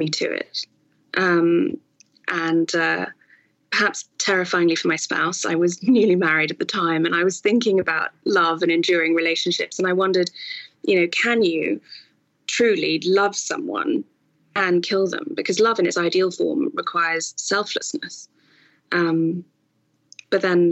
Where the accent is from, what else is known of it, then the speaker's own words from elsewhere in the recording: Singapore; moved away; also born or lived in York / Cambridge / Oxford; I grew up, in Asia, in Singapore specifically